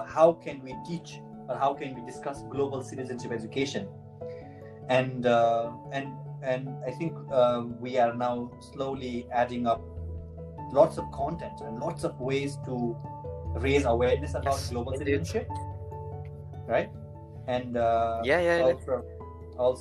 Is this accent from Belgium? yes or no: no; Nepal; accent: Nepali; now in Italy; I am from Nepal. If you couldn't hear my Nepali accent, now you know. I'm in Italy also